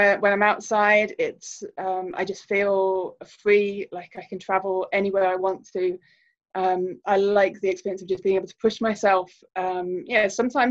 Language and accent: English; Birmingham, West Midlands, United Kingdom; moved away as an adult; also born or lived in Egypt; So growing up in Birmingham